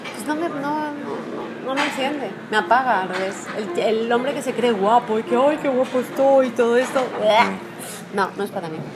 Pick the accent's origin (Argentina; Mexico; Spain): Spain; no son como los españoles que tenemos eso, el inglés jamu jamu.